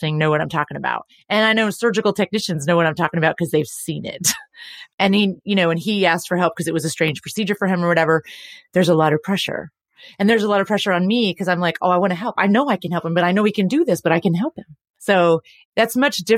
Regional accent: Texas, United States; we're from Texas

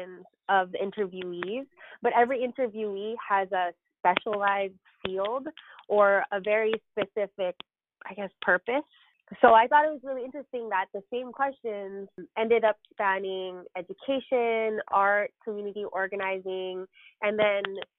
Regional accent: Los Angeles, California, United States; I am a Filipino woman born and raised and living in Los Angeles, particularly in Northeast Los Angeles

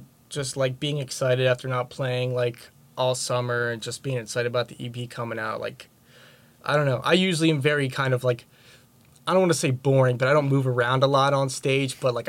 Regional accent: Egg Harbor Township, New Jersey, United States; Oh, I'm from Egg Harbor Township, New Jersey, pretty close to Enzo.

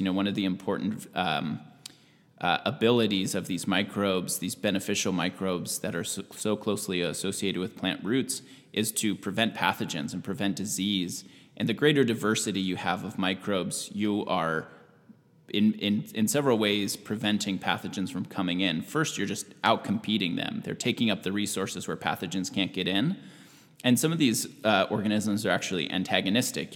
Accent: Washington, United States; moved away as an adult; also born or lived in California; now in Southern Oregon, United States; I grew up in Washington State. My whole upbringing through college was in Washington.

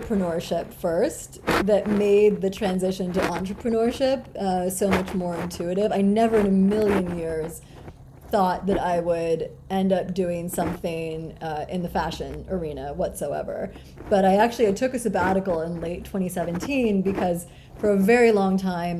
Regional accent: Grinnell, Iowa, United States; I was born in Grinnell, Iowa, which is this tiny liberal arts college town in the middle of Iowa.

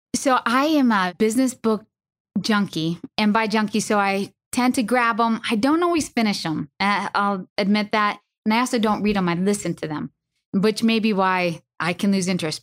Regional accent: Northeast, United States; I'm from the Northeast

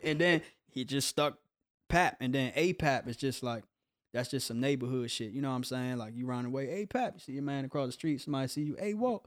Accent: Capitol Heights, Maryland, United States; moved away as an adult; also born or lived in Coatesville, Pennsylvania / Hinesville; now in Los Angeles, United States; I grew up in Capitol Heights. I was born in Pennsylvania

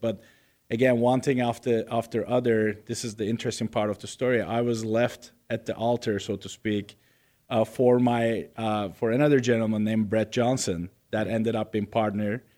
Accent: Istanbul, Turkey; moved away; I was born in Istanbul, Turkey, and nineteen seventy-eight

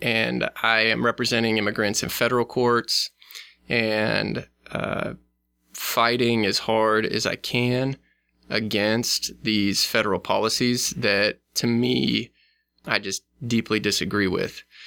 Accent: Nebraska, United States; it's my home state

